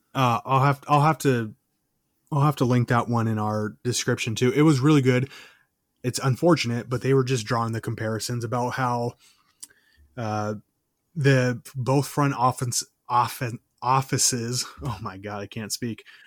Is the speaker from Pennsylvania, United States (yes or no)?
no; Minnesota, United States; moved away as an adult; growing up in Minnesota in high school and, you know, my first year of college